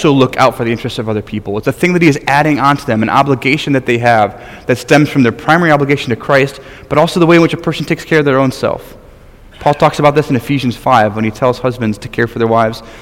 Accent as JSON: {"language": "English", "region": "Michigan", "country": "United States", "tie": "born or raised there", "moved": "as an adult", "said": "I'm from Michigan, my home state, greatest state in the Union."}